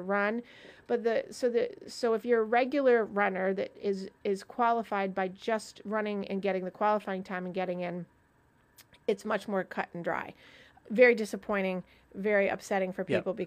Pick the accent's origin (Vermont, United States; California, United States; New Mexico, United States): Vermont, United States; I'm from Vermont.